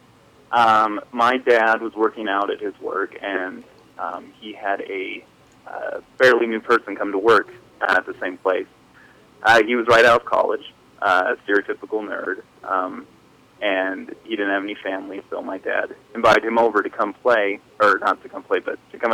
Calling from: Idaho Falls, Idaho, United States; I am from Idaho Falls, Idaho.

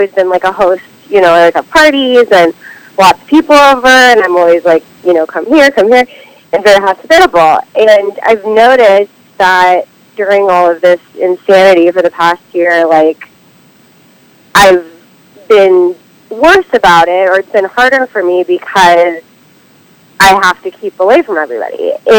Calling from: Los Feliz, California, United States; I'm in Los Feliz, California.

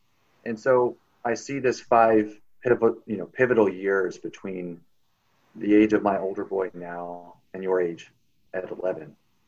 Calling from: Indiana, United States; Hi, Elsie. I'm calling from Indiana, United States. And I am the dad of 2 young boys, 2 and 6.

